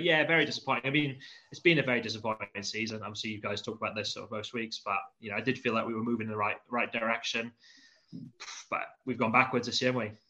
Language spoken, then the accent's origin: English; Swansea, Wales, United Kingdom; also born or lived in South East London; now in London, United Kingdom; as an Ospreys fan, I'm sort of from Swansea, live in South East London